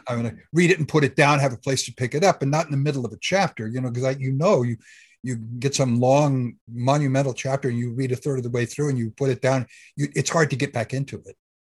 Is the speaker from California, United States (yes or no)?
yes; Southern California, United States; moved away as an adult; I grew up in Southern California